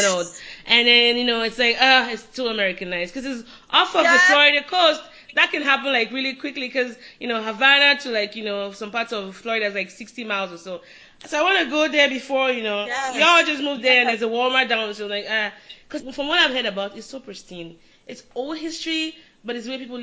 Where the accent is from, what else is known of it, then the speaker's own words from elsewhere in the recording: Nigeria; moved away; I'm Nigerian